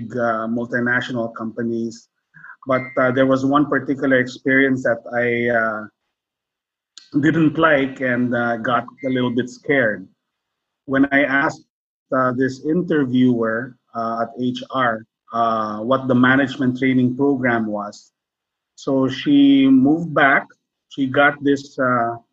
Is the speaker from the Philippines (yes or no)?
yes; Philippines; I'm Filipino.